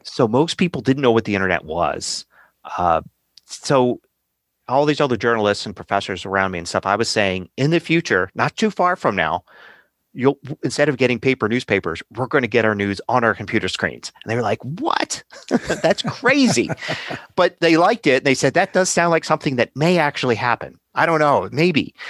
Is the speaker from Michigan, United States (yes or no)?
no; Philadelphia, Pennsylvania, United States; I grew up in Philadelphia